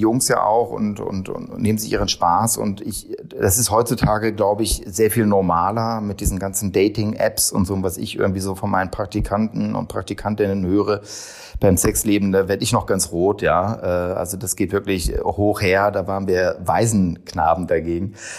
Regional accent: Hannover, Lower Saxony, Germany; moved away; Ich komme aus Hannover, jetzt nicht so die super glamouröse Stadt

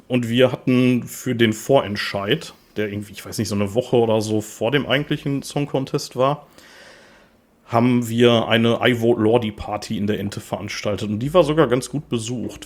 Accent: Gladbeck, North Rhine-Westphalia, Germany; also born or lived in Gelsenkirchen; Ich äh, komme tatsächlich nicht gebürtig aus Gladbeck. Ich bin da nur aufgewachsen. Äh, gebürtig bin ich äh, aus Gelsenkirchen

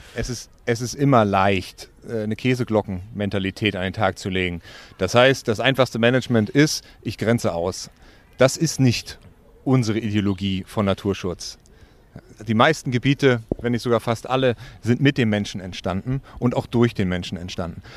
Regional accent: Wedel, Schleswig-Holstein, Germany; ich bin in Wedel, westlich von Hamburg, äh, geboren und aufgewachsen

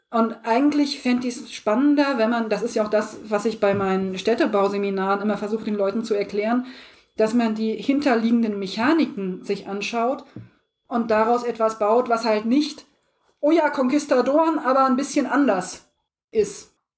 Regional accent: Harz area, southern Lower Saxony, Germany; ich komme nicht aus dem Osten, aber ich bin äh, Südniedersachsen, also nach Thüringen war es wirklich nicht weit. Ich komme aus der Ecke vom Harz raus.

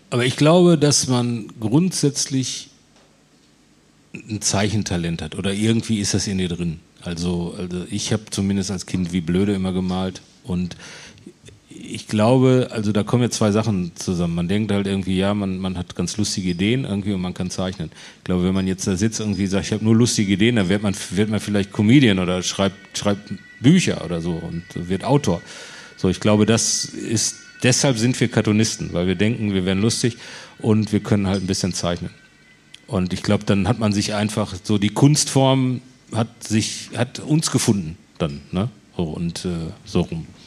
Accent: Herne, North Rhine-Westphalia, Germany; also born or lived in Bochum; ich bin in Herne groß und in Bochum dick geworden. Also ich bin in Herne zur Schule gegangen.

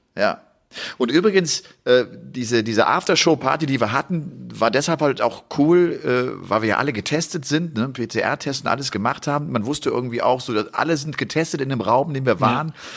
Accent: Rhineland, Germany; now in Upper Bavaria, Germany; ich komme ja aus dem Rheinland gebürtig

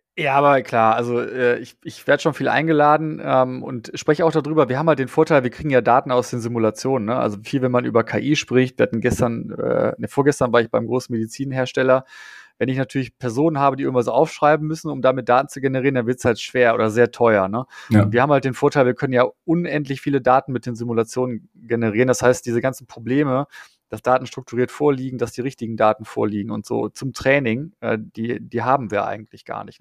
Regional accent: Dortmund, North Rhine-Westphalia, Germany; ich komme ja aus Dortmund

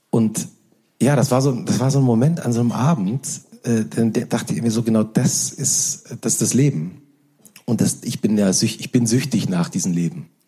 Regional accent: East Germany, Germany; ich komme ja auch aus dem Osten. Und mein Vater hatte eigentlich eine Buchhandlung äh, in der damaligen DDR

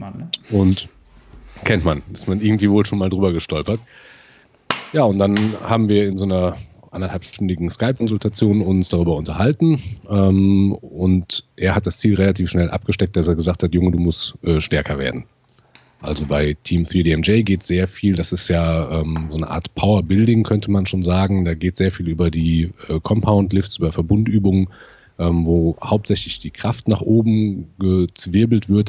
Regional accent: near Siegen, North Rhine-Westphalia, Germany; ich komme aus der Nähe von Siegen

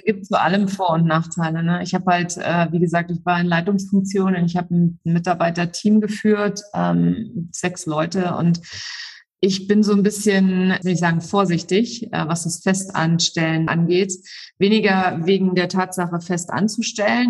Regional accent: Saarland, Germany; Ich bin äh, im Saarland aufgewachsen

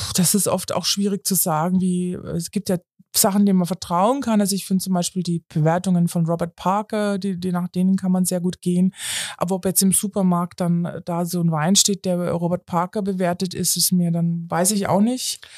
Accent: Munich, Bavaria, Germany; ich komme zudem aus München

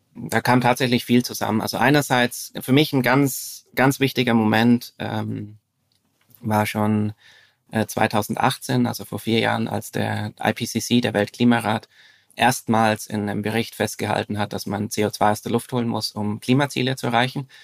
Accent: Franconian Switzerland, northern Bavaria, Germany; moved away as an adult; now in Zurich, Switzerland; ich bin in äh, Deutschland aufgewachsen, im Süden. Mhm. Im, im, Im Norden des Südens, also in, äh, in der fränkischen Schweiz, das ist der, der nördliche Teil von Bayern

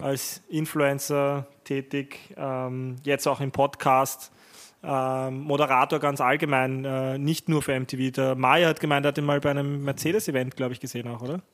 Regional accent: Vienna, Austria; bei uns in Wien

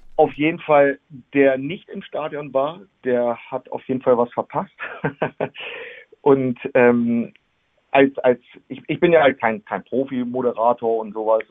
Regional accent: Gifhorn, Lower Saxony, Germany; now in Wolfsburg, Germany; ich bin äh, damals in Gifhorn geboren, bin dann äh, 2010 äh, nach Wolfsburg gezogen.

